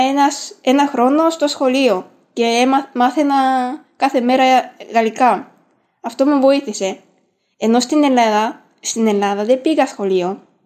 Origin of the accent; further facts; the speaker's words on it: Japan; first language Japanese; Greek is a second language; also born or lived in France; now in Greece; ξέρω Ιαπωνικά που είναι η μητρική μου γλώσσα